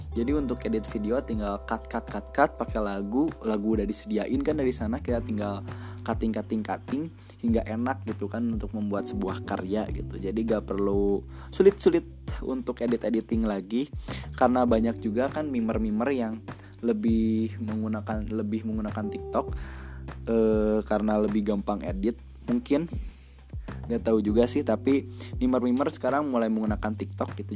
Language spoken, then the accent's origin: Indonesian; Cianjur, West Java, Indonesia; saya lahir di Cianjur tanggal satu Februari tahun dua ribu empat. Dan sekarang saya berada di kelas sepuluh atau kelas satu S M A di salah satu S M A unggulan di Cianjur